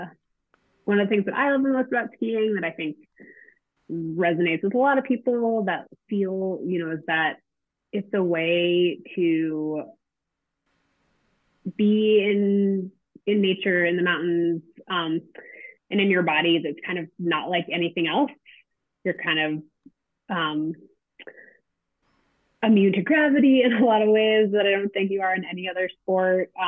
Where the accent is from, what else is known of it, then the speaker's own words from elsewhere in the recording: Cambridge, Massachusetts, United States; moved away as an adult; also born or lived in Maine; now in Durango, United States; I grew up in Cambridge, Massachusetts, in a family that got outside quite a bit.